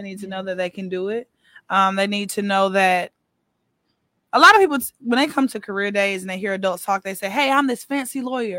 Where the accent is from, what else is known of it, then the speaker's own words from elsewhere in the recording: Atlanta, Georgia, United States; moved away as an adult; now in Houston, United States; No, I'm not. I'm from Atlanta.